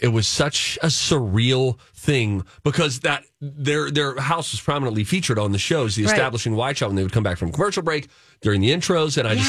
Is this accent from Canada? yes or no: no; New Jersey, United States; I grew up in Jersey.